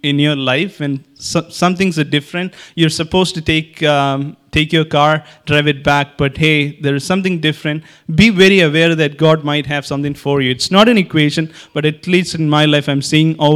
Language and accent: English; Kerala, India; I'm from Kerala.